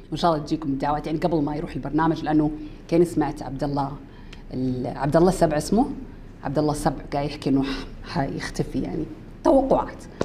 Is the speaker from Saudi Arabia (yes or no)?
yes; Saudi Arabia; واحنا دوله اسلاميه وشيء ثابت عندنا بالسعوديه من يوم كنا صغار